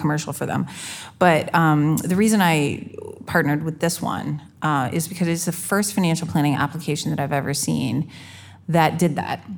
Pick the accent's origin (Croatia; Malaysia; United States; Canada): Canada; I'm Canadian